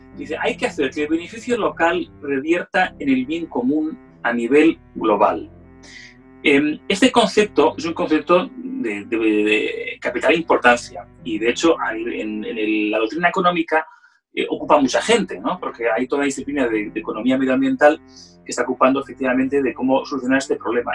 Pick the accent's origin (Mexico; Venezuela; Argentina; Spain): Spain; now in London, United Kingdom; como español